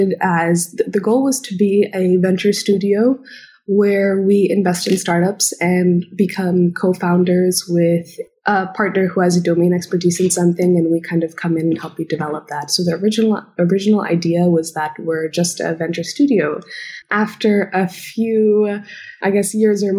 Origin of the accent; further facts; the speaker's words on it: Indonesia; moved away as an adult; now in Los Angeles, United States; I'm originally from Indonesia. I was born and brought up there, and I'm ethnically Indian